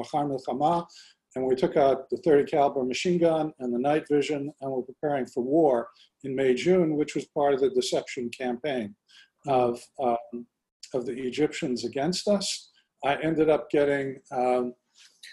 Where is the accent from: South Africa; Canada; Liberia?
Canada; moved away as an adult; also born or lived in Kibbutz Kfar Daron, Israel / Israel; now in United States; We then moved back, and I grew up in Canada. In 1970, when I was 18, I moved to Israel